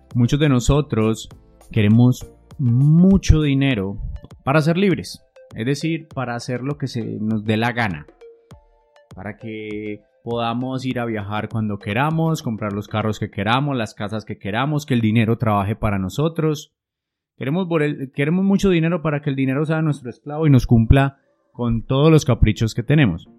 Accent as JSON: {"language": "Spanish", "region": "Antioquia", "country": "Colombia", "said": "Yo soy un colombiano, una persona de Antioquia"}